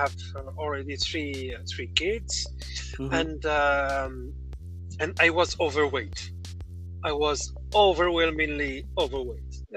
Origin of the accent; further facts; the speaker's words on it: Morocco; I am from Morocco